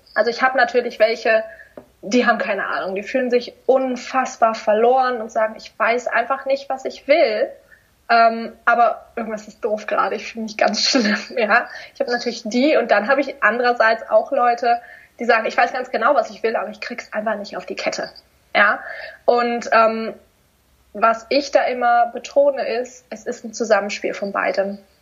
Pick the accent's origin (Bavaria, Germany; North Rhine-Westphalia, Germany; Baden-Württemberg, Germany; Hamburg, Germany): Baden-Württemberg, Germany; near Stuttgart; in Stuttgart, weil ich komme aus der Nähe